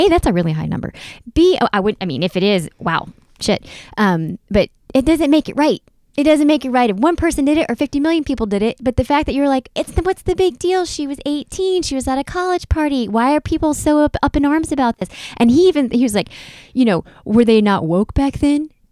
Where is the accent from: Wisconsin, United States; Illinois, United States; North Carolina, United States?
North Carolina, United States; I grew up in North Carolina.